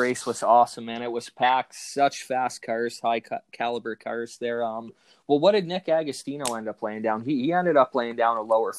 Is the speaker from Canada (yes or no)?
yes; St. Thomas, Ontario, Canada; I grew up in St. Thomas there